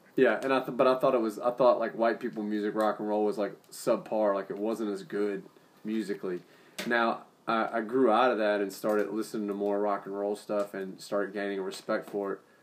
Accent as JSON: {"language": "English", "town": "New Orleans", "region": "Louisiana", "country": "United States", "tie": "born or raised there", "said": "Growing up in New Orleans"}